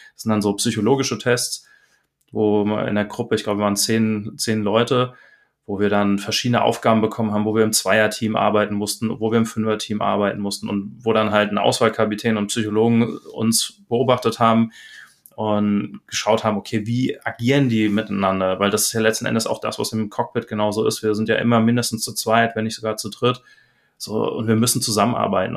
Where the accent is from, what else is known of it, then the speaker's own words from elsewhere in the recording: Darmstadt, Hesse, Germany; moved away as an adult; also born or lived in Bremen / Cologne; now in Kerpen, Germany; ich bin ursprünglich geboren in Darmstadt, dort dann auch aufgewachsen